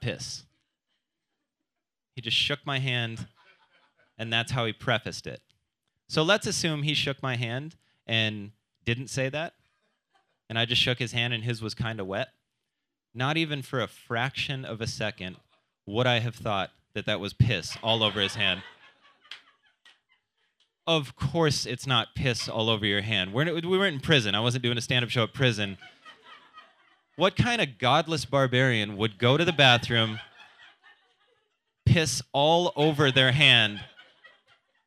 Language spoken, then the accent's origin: English; South Dakota, United States; moved away; I am from South Dakota. I like going back over the holidays.